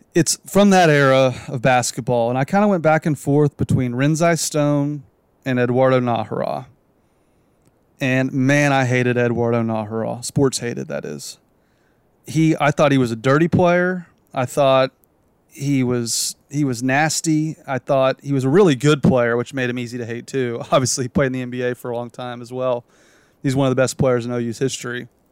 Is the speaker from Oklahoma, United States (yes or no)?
yes; Edmond, Oklahoma, United States; got a job in my hometown. I'm from Edmond